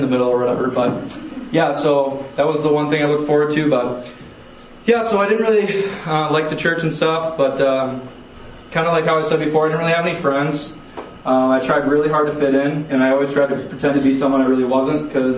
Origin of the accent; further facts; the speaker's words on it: Mankato, Minnesota, United States; I grew up in Mankato, Minnesota